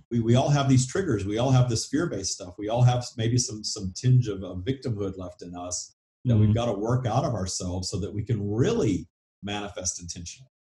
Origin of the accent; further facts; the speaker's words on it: the South, United States; accent: southern; With my southern accent